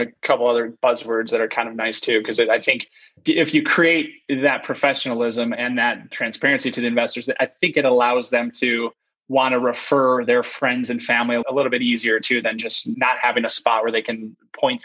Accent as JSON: {"language": "English", "area": "St. Clair County", "region": "Michigan", "country": "United States", "tie": "born or raised there", "said": "I worked for a summer in my hometown, St. Clair County"}